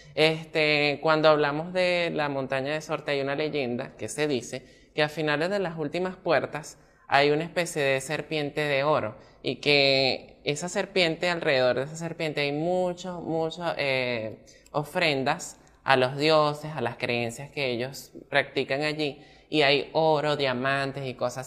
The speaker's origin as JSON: {"language": "Spanish", "town": "Maracay", "region": "Aragua", "country": "Venezuela", "said": "Yo pues soy de Maracay"}